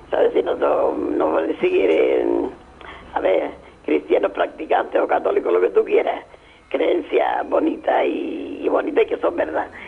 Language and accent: Spanish; Canary Islands, Spain; La palabra de aquí, nosotros también pachorra.